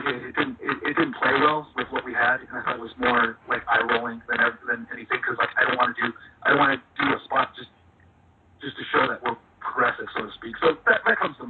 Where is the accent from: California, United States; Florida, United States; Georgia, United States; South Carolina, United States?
California, United States; Los Angeles; I'm from Los Angeles